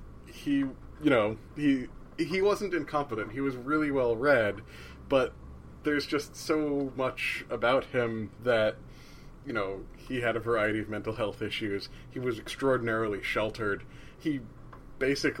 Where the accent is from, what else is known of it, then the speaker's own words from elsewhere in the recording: New Jersey, United States; I'm from New Jersey